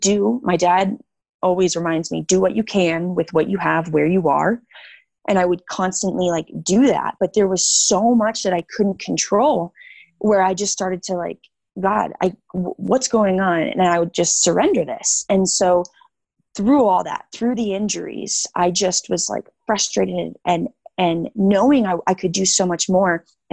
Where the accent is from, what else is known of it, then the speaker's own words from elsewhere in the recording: Illinois, United States; Illinois. So Chicago suburbs.